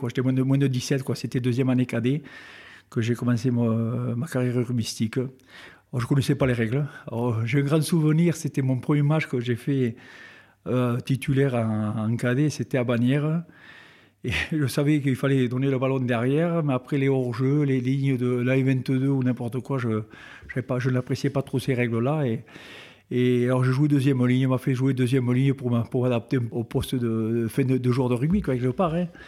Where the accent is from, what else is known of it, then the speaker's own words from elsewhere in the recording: Betpouy, Occitania, France; also born or lived in Lourdes; pas né à Betpouy, je suis originaire de Betpouy, je ah. suis né à Lourdes.